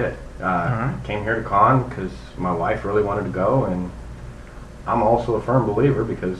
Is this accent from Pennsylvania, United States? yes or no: no; Alliance, Nebraska, United States; now in Austin, United States; I'm from Austin, Texas. I'm originally from Nebraska. Small, wonderful town of Alliance.